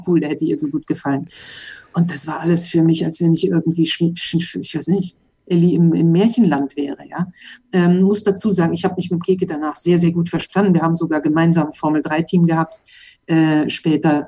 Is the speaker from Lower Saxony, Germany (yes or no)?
no; Mönchengladbach, North Rhine-Westphalia, Germany; born or raised there; moved away as an adult; now in Monaco